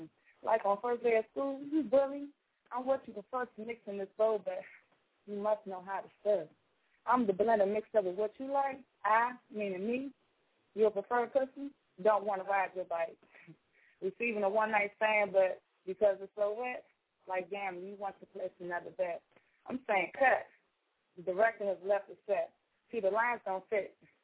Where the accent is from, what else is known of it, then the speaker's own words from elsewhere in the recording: Washington, District of Columbia, United States; now in Raleigh, United States; living in North Carolina, Raleigh, for about 3 years now. I moved away from the hometown in D.C. And my accent is definitely changing.